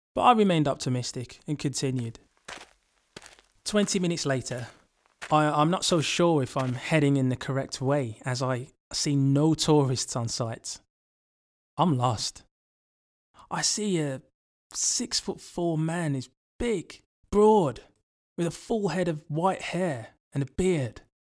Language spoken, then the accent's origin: English; Birmingham, West Midlands, United Kingdom; I'm from England. Um, Birmingham